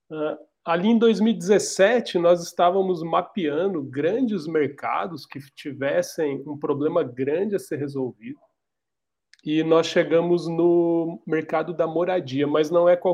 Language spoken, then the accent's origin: Portuguese; Dracena, São Paulo, Brazil; Eu, eu sou do interior do estado de São Paulo, de uma cidadezinha bem pequenininha chamada Dracena, e eu desde os meus 15 anos de idade, trabalho na área de tecnologia.